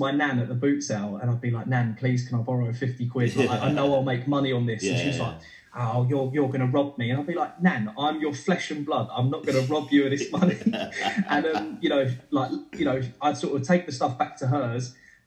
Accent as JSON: {"language": "English", "town": "Ilford", "region": "London", "country": "United Kingdom", "also_born_or_lived": "Brentwood, Essex", "said": "I'm from Ilford, which is like a shithole bit of outskirts of East London, Essex borders."}